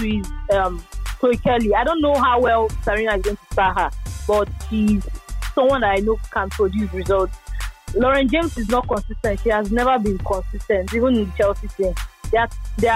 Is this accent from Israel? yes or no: no; Nigeria; As a Nigerian